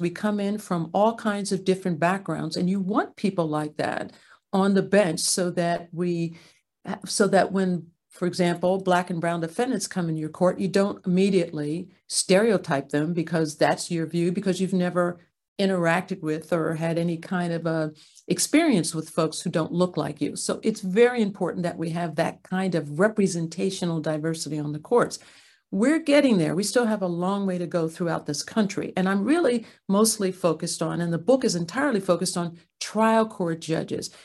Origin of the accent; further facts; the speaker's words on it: Ardmore, Pennsylvania, United States; moved away; also born or lived in Santa Clara County, California; My parents, um, raised my two sisters and I, I'm a middle, um, in Ardmore, Pennsylvania